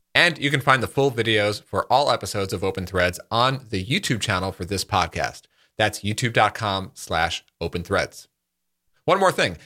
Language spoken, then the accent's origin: English; New York, United States; moved away; I'm from New York originally